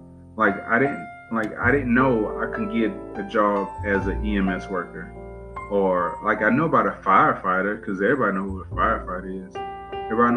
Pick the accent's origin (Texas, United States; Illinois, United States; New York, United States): Texas, United States; Cheek; also born or lived in Beaumont, Texas; I live in Beaumont, but born and raised in Cheek, Texas, but it's right outside of Beaumont